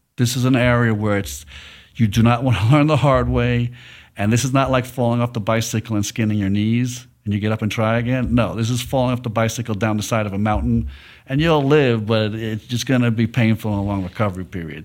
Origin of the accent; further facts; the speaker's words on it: New York City, New York, United States; now in Dallas, United States; I'm from New York City